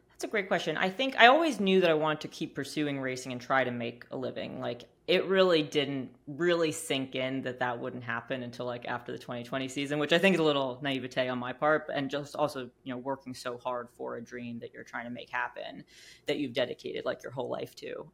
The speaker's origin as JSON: {"language": "English", "town": "New York City", "region": "New York", "country": "United States", "tie": "born or raised there", "also_born_or_lived": "Charlotte", "moved": "as an adult", "said": "I'm from New York City, grew up on the Upper West Side of Manhattan"}